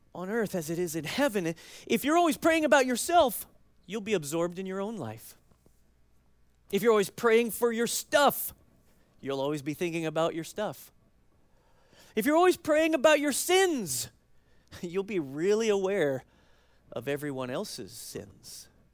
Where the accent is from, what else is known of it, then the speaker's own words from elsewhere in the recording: United States; as American Christians